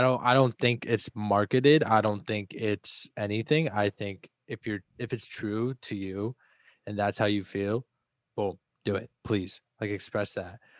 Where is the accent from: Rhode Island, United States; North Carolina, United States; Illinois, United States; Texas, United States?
Texas, United States; also born or lived in Dallas; I was born in Texas, and when I lived in Dallas